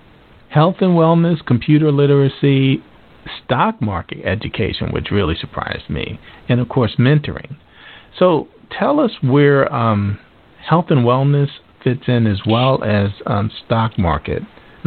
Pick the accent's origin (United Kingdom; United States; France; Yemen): United States; Washington, District of Columbia; I'm actually from Southeast as well, right over there on S Street off of Good Hope Road.